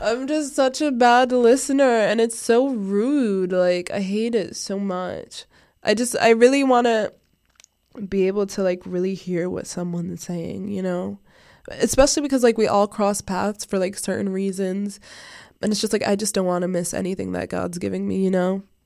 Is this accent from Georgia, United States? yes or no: no; Providence, Rhode Island, United States; I am from Providence, Rhode Island. I was born in Providence, Rhode Island